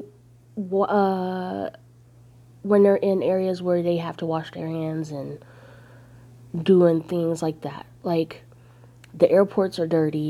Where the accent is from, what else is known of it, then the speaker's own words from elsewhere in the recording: Northern California, United States; I grew up in California, northern part